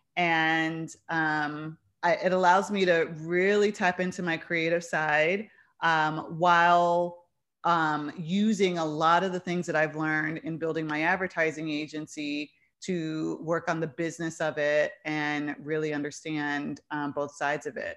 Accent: New York City, New York, United States; now in Chicago, United States; I'm from New York. I'm from the Bronx

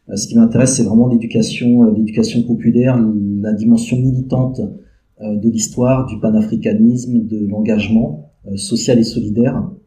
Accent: Benin; moved away; also born or lived in Paris, France / Montreal, Canada; je suis né au Bénin, ma mère est martiniquaise

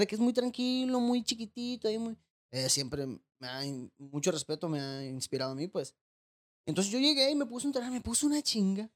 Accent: Tijuana, Baja California, Mexico; also born or lived in Los Mochis, Sinaloa; Yo Soy nacido en Los Moches, Sinaloa. Eh, me vine a Tijuana, me acuerdo, mi mamá me trajo a los siete años

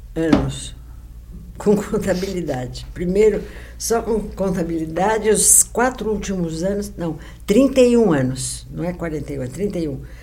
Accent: São Paulo, Brazil; also born or lived in Rio de Janeiro; Eu estudei na Caetano de Campos.

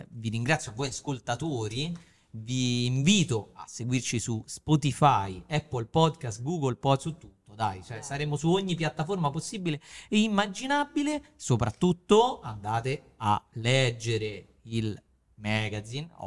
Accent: Naples, Campania, Italy; Io da napoletana, male.

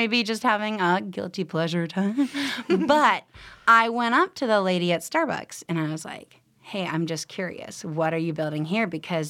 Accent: Canada; moved away as an adult; also born or lived in New York; now in Los Angeles, United States; I grew up in Canada, so there was no Targets.

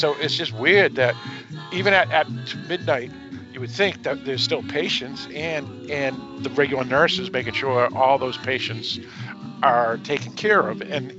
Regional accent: Lowell, Massachusetts, United States; I grew up basically in Lowell, Massachusetts, which is, like an hour and a half from where Dan used to live.

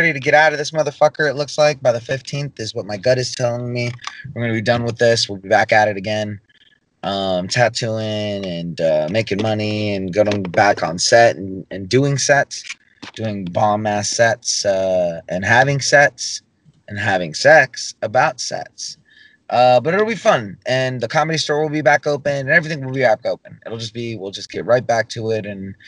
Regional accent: the South, United States; You know, I'm from the South, you know, if you didn't know that.

